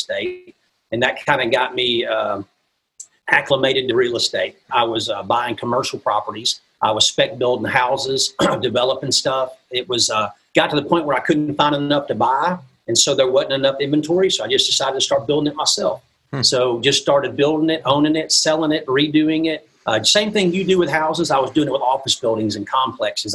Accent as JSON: {"language": "English", "region": "Mississippi", "country": "United States", "accent": "southern", "moved": "as an adult", "lives_now": "Midwest, United States", "said": "I'm originally from the South. I'm from Mississippi originally."}